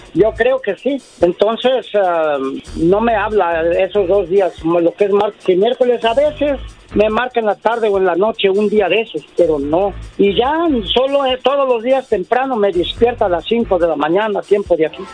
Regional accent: Puebla, Mexico; yo soy de México, del estado de Puebla

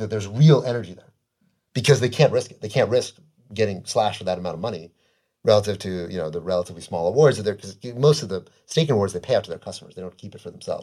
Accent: United States; I'm an American. I love America

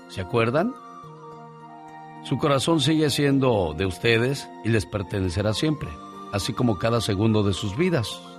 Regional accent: San Luis Potosí, Mexico; moved away; Un día salí de San Luis Potosí, México. Pero San Luis Potosí nunca

